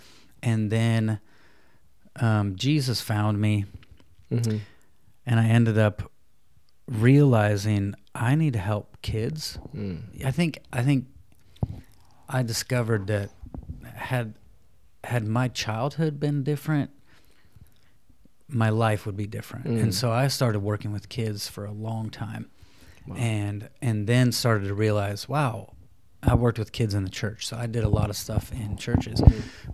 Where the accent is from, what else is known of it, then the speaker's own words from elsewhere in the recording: Iowa, United States; I grew up in Iowa in a single parent home